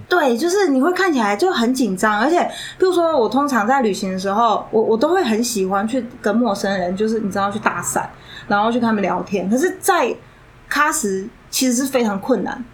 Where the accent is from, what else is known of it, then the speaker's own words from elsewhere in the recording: Taiwan; 我是台湾人